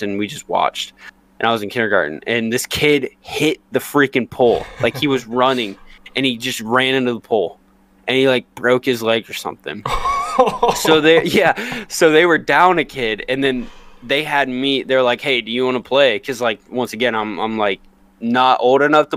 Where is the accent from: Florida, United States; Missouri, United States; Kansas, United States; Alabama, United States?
Kansas, United States; I was born and raised in Kansas.